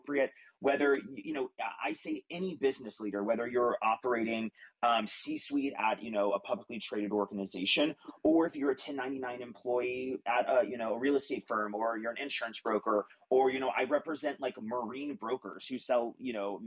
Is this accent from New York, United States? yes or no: no; Texas, United States; now living in Texas, my home state.